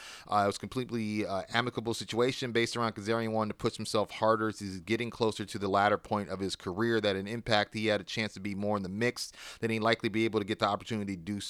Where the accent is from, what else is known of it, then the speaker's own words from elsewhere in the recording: Canada; Thing is, I'm Canadian, so to bring me in for a one-off, they have to get a work visa.